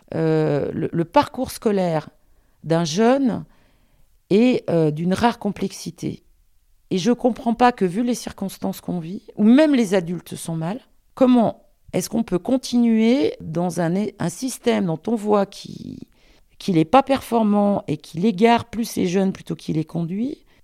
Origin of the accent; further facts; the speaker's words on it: Lyon, Auvergne-Rhône-Alpes, France; also born or lived in Paris; je suis lyonnaise